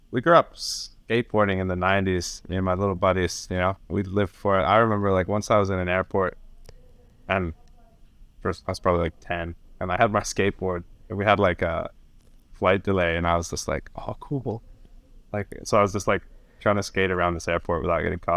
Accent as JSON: {"language": "English", "region": "Northern Ireland", "country": "United Kingdom", "tie": "born there", "said": "And like, I was born in Northern Ireland, you know."}